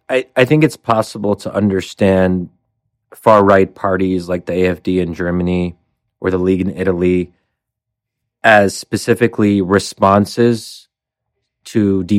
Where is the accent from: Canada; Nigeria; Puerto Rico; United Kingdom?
United Kingdom; I, as a British person, might actually see that as a rather fundamental threat.